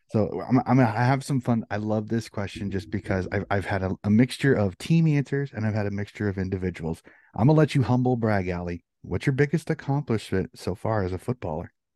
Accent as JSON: {"language": "English", "country": "United States", "said": "as an American"}